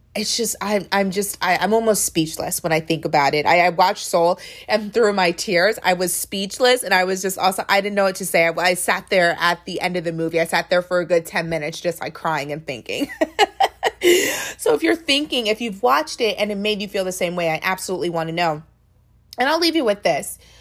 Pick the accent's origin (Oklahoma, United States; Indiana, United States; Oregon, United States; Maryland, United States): Maryland, United States; I'm from Maryland